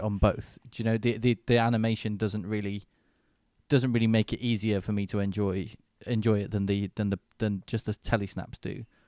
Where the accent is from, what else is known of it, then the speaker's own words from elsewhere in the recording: Manchester, North West England, United Kingdom; in my hometown of Manchester